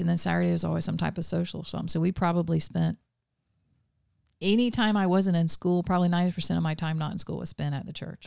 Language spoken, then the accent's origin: English; Vero Beach, Florida, United States; also born or lived in Melbourne, Florida / Palm Bay, Florida / Avon Park, Florida / Mulberry, Florida; I was born in Melbourne, Florida in nineteen seventy.